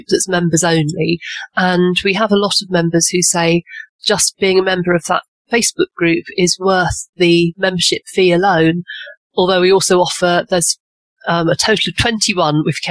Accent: England, United Kingdom; I'm obviously English and based in a little village in the Cotswolds

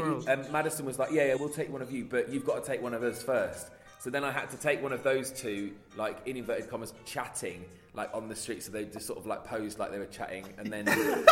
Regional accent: Leicester, East Midlands, United Kingdom; I'm from Leicester.

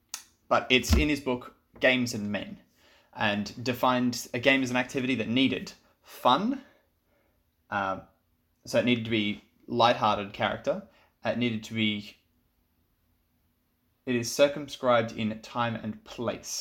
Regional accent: Sunshine Coast, Queensland, Australia; I'm from Sunshine Coast, so I'm a little bit north of you

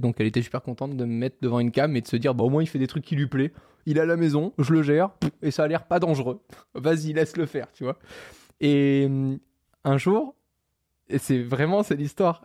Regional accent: Monaco; j'ai grandi à Monaco, donc dans un pays qui fait deux virgule cinq kilomètres carrés

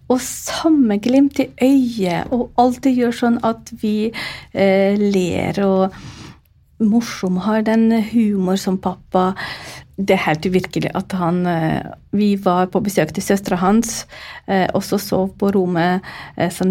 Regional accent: Ukraine; first language Ukrainian; Norwegian is a second language; now in Norway; Eh, morsmålet mitt er jo ukrainsk. Og så vokste jeg opp under Sovjetunionen. Uh, ukrainsk var jo bondespråk, det var upopulært. Vi måtte snakke ordentlig språk. Det var jo russisk. Og da var det nesten som morsmålet mitt.

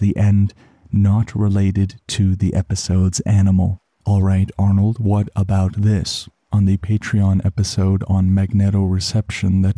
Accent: Canada; as a Canadian

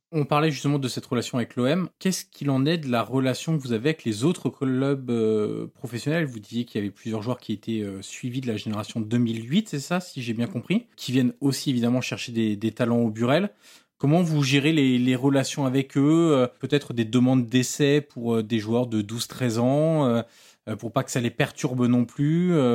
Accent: Marseille, Provence-Alpes-Côte d'Azur, France; En tant que Marseillais

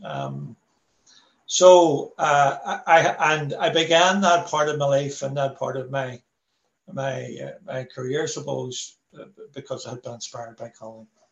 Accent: Belfast, Northern Ireland, United Kingdom; I'm from a working class Irish Catholic background. I'm from the Falls Road, born Catholic

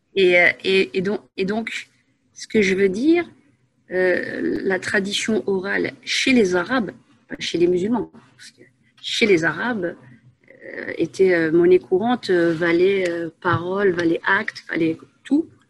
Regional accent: Asnières-sur-Seine, Île-de-France, France; moved away as an adult; also born or lived in Paris / Saint-Gratien / Enghien-les-Bains; now in Belgium; à la base une Parisienne. je suis née à Paris 14e. J'ai vécu, j'ai passé mon enfance à Agnières-sur-Seine

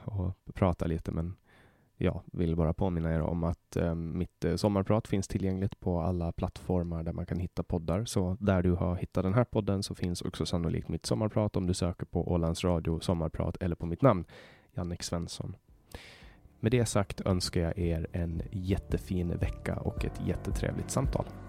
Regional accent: Finland; jag är finsk medborgare och känner mig som finsk för att jag har alltid varit underställd den finska statens lagar.

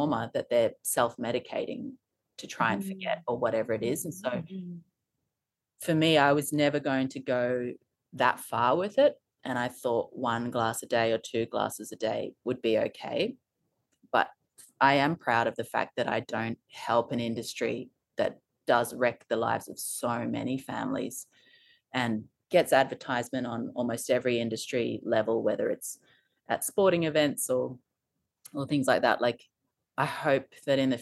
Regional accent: Townsville, Queensland, Australia; now in Sunshine Coast, Australia; We grew up in Townsville

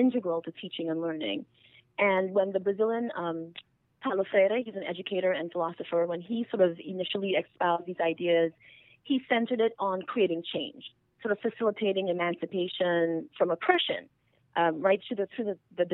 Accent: Trinidad & Tobago; first language English; moved away as an adult; now in United States; I'm actually originally from Trinidad and Tobago. I'm from a multiracial family in Trinidad and Tobago

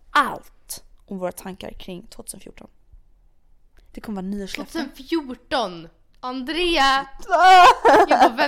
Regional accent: Bergen, Vestland, Norway; Swedish is a second language; Hör du icke att jag är från Bergen? Alltså jag vet inte ens om jag hade Bergen-dialekt, jag tror verkligen inte det

